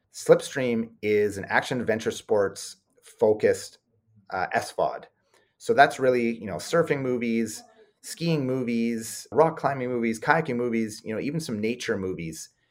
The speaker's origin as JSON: {"language": "English", "country": "Canada", "said": "we're Canadian"}